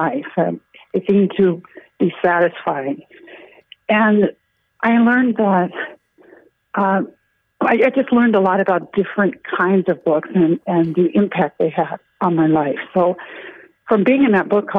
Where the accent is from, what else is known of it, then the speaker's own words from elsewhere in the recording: Nebraska, United States; now in Crosby, United States; I'm from Nebraska